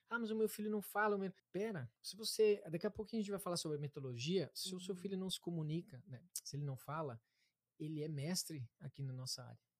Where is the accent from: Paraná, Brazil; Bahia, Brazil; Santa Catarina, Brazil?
Paraná, Brazil; Harmonia; also born or lived in Curitiba; Então, é, também não. não. Eu sou do interior do Paraná